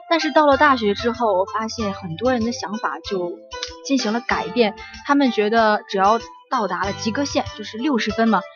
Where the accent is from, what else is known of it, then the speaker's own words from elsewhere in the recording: China; 我们中国人